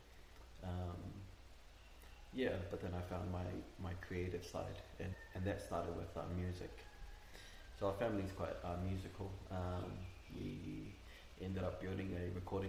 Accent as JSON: {"language": "English", "country": "Cook Islands", "tie": "born or raised there", "also_born_or_lived": "Mitiaro", "said": "I was born here in Rarotonga. My family comes from Mitiaro. I only know my mum's side, so I was brought up by my mum"}